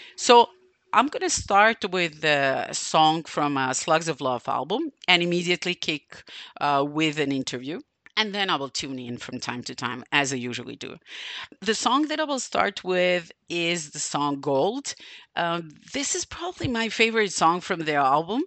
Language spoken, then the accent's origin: English; Novi Sad, Vojvodina, Serbia; it's happening in my hometown